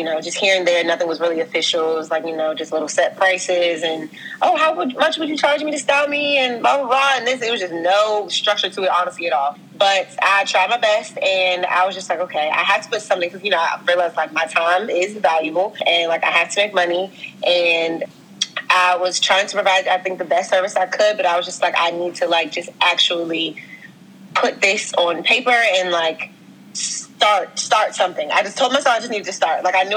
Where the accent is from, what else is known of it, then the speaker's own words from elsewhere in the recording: Washington, District of Columbia, United States; moved away as an adult; also born or lived in Wisconsin / Minnesota; I'm from DC, the school in Northwest, moved around a lot